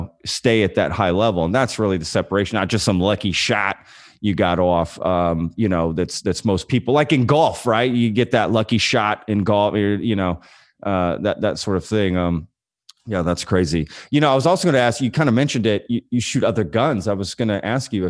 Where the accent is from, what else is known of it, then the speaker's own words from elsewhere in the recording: Texas, United States; I grew up in Texas